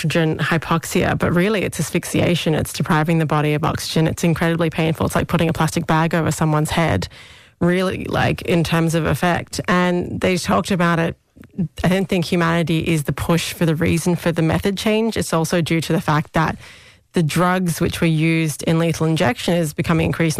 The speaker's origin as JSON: {"language": "English", "country": "Australia", "accent": "Australian", "moved": "yes", "lives_now": "Ireland", "said": "The amount of times I've had my accent badly repeated back at me with shrimp on the barbie. No one says shrimp. We call them prawns"}